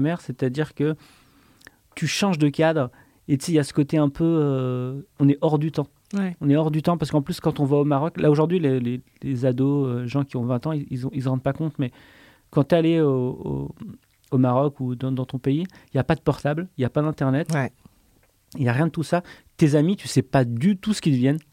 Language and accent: French; Le Puy-en-Velay, Auvergne-Rhône-Alpes, France; moved away as an adult; j'ai grandi au Puy-en-Velay, euh, mhm. en, Haute-Loire, en, Auvergne